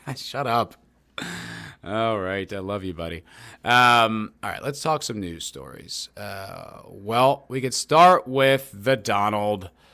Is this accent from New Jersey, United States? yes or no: yes; New Jersey, United States; moved away as an adult; also born or lived in New York City / Los Angeles; now in Austin, Texas, United States; I am from New Jersey originally. I lived there till I was twenty